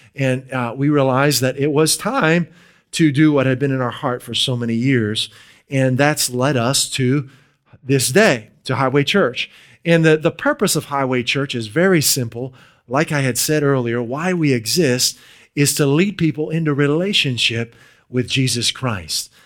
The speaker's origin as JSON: {"language": "English", "area": "near Pittsburgh", "region": "Western Pennsylvania", "country": "United States", "moved": "as an adult", "lives_now": "New England, United States", "said": "We're originally from Western Pennsylvania. near the Pittsburgh area."}